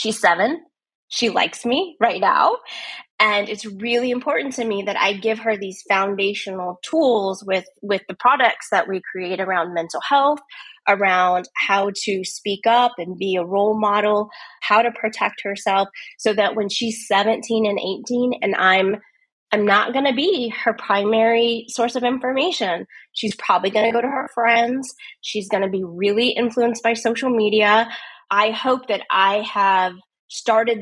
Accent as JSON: {"language": "English", "country": "United States", "tie": "born or raised there", "said": "I'm from the United States"}